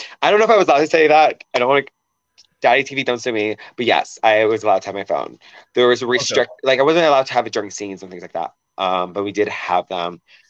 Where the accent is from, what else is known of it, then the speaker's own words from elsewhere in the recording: Seattle, Washington, United States; I'm a liquids person. Like, I'm from Seattle, so I love coffee.